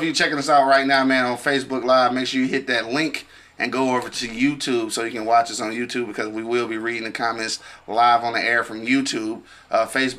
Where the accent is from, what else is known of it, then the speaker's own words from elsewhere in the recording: Detroit, Michigan, United States; We from the east side